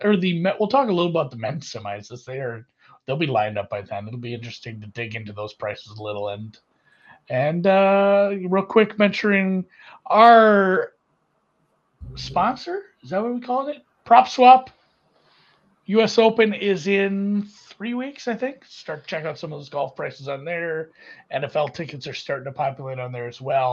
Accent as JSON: {"language": "English", "country": "United States", "said": "as an American"}